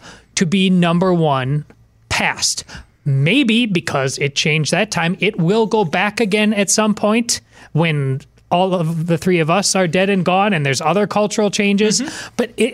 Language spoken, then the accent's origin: English; Madison, Wisconsin, United States; moved away; I was a couple weeks ago back in my hometown of Madison, Wisconsin